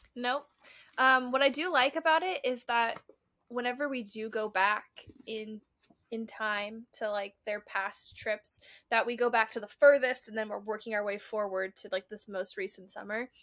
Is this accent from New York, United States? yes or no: no; Colorado, United States; We're from Colorado